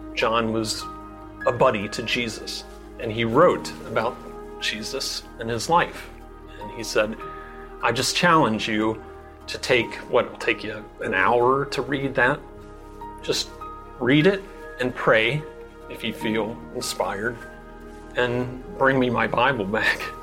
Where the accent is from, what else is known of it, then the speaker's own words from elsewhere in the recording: Cincinnati, Ohio, United States; now in Gambier, United States; I'm originally from Cincinnati, Ohio. Fortunately, the house I grew up in backed up to woods that went all the way to the Ohio River.